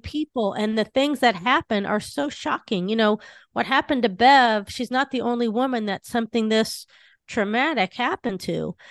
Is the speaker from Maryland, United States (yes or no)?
no; Southern California, United States; I grew up in Southern California